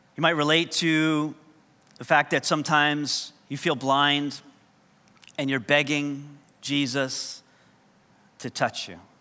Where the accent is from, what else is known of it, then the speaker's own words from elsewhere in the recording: New York, United States; first language English; moved away; coming from New York, English is kind of our second language